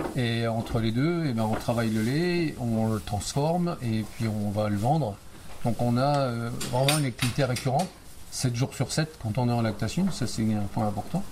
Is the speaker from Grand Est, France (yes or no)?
yes; Vitry-le-François, Grand Est, France; also born or lived in Reims; je suis un gars du coin, oui, je suis né à Reims, j'ai grandi à Vitry-le-François